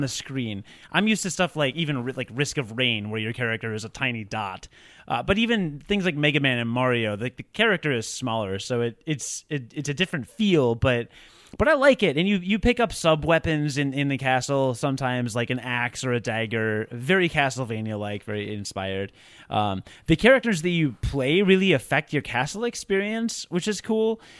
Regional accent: Rockford, Illinois, United States; now in Chicago, United States; I was born in a small hospital in Rockford, Illinois in nineteen eighty-five

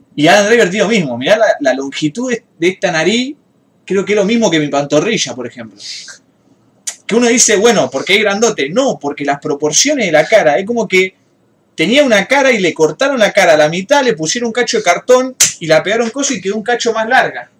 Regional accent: Rosario, Santa Fe, Argentina; los rosarinos somos unos, unos porteños wannabe

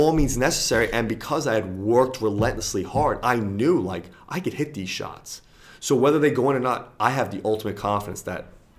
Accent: United States; I'm an Irishman, but I'm an American.

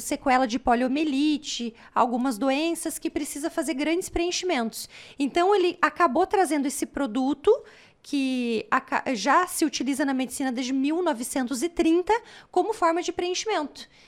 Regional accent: Paraná, Brazil; moved away as an adult; also born or lived in Pelotas, Rio Grande do Sul; Estudei, porque eu sou paranaense

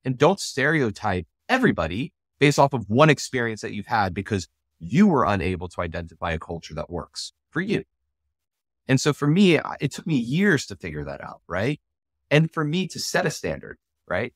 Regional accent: United States; I'm also South African. I'm born in America. I'm an American. I have a U S passport. I was born with one. But my parents are South African

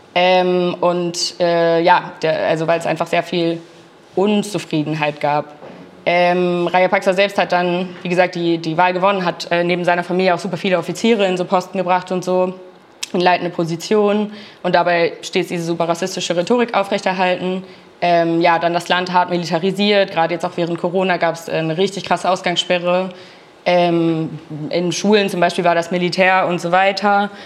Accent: Berlin, Germany; ich komme aus Berlin

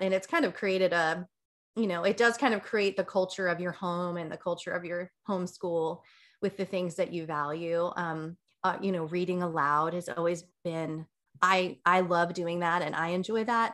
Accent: New Jersey, United States; I grew up in New Jersey

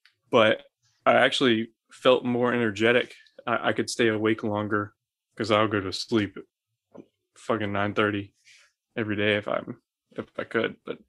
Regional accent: Scotland, United Kingdom; But I'm Scottish, so I'm allowed to.

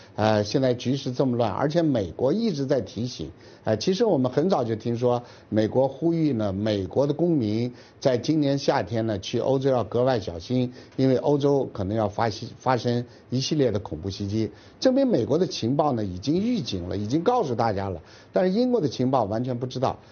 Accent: China; 我们中国人

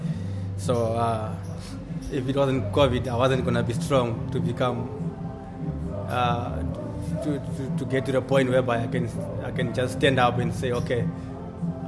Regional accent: Zimbabwe; now in Cape Town, South Africa; I am originally from Zimbabwe, living in Cape Town

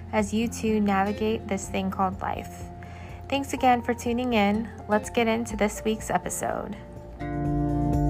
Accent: Ohio, United States; I'm from Ohio. I was born and raised here

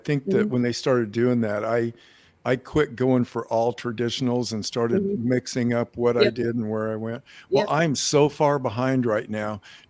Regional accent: Joplin, Missouri, United States; we're both from Joplin, Missouri.

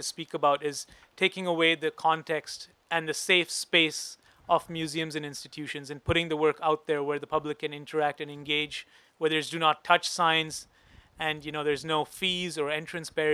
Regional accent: Mumbai, Maharashtra, India; now in Canada; I'm from Mumbai originally, and so a settler on unknown lands.

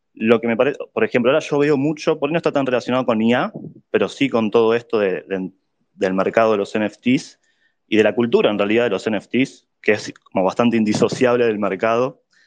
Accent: Buenos Aires, Argentina; yo soy de Buenos Aires también.

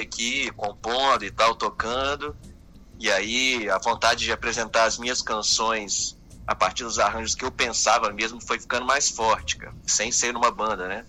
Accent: Serra, Espírito Santo, Brazil; moved away as an adult; also born or lived in Belo Horizonte, Minas Gerais; now in Rio de Janeiro, Brazil; eu nasci em Minas, é, em BH, uhum. mas cresci no Espírito Santo

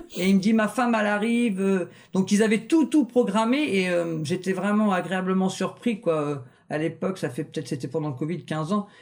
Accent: Rouen, Normandy, France; now in Le Havre, France; À la base, je suis natif de Rouen, mais ça fait 17 ans que je suis au Havre

